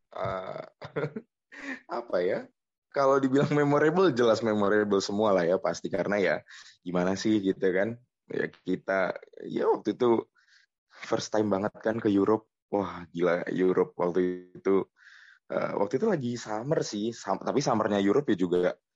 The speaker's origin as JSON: {"language": "Indonesian", "town": "Gresik", "region": "East Java", "country": "Indonesia", "tie": "born or raised there", "also_born_or_lived": "Malang", "moved": "as an adult", "lives_now": "Jakarta, Indonesia", "said": "aku kan asli Gresik ya. Gresik juga ya di kota di Jawa Timur"}